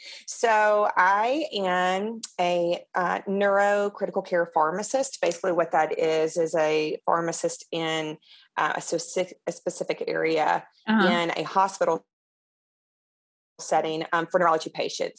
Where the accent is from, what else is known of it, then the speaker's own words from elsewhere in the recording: Mississippi, United States; I am Southern. I am from Mississippi